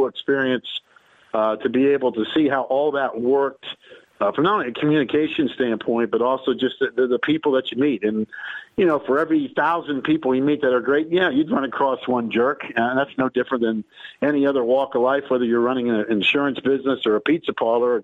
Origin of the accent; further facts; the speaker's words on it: Winston-Salem, North Carolina, United States; I grew up in Winston-Salem